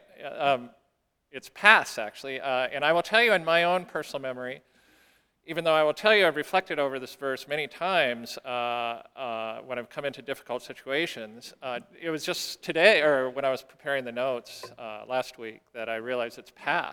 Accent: South Dakota, United States; growing up in South Dakota.

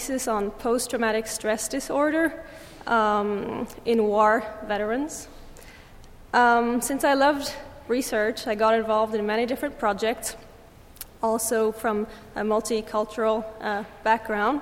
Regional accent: Lake Geneva area, French-speaking Switzerland, Vaud, Switzerland; moved away as an adult; also born or lived in England; now in United States; I am from Switzerland. I come from a small village on the Lake of Geneva, between Geneva and Lausanne in the French-speaking part of Switzerland.

